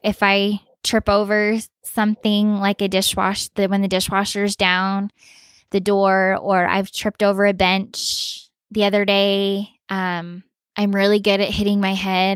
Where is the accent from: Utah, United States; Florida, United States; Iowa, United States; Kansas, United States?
Utah, United States; moved away as an adult; also born or lived in Virginia / Texas; now in Colorado, United States; I grew up in Utah pretty much my whole life